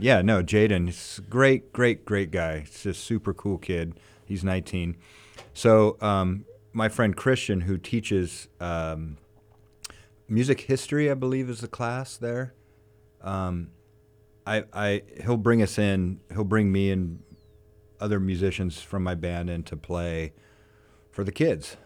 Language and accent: English; Ventura, California, United States; I grew up here in Ventura